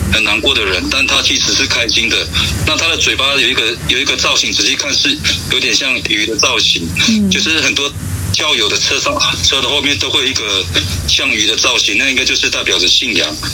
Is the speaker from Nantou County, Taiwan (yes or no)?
yes; lower Luluna, Xinyi Township, Nantou County, Taiwan; 从小是在那个罗那的下面